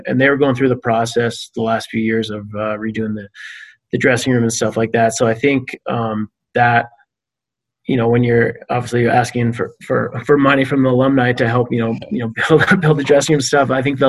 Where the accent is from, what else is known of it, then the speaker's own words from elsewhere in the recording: Canada; I'm Canadian